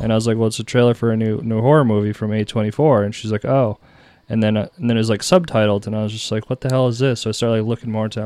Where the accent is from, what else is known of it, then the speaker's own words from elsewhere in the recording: New Hampshire, United States; also born or lived in Texas; I was from New Hampshire